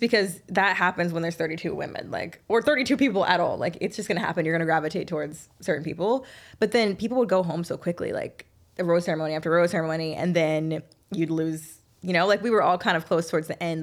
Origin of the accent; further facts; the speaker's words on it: the South, United States; I'm from the South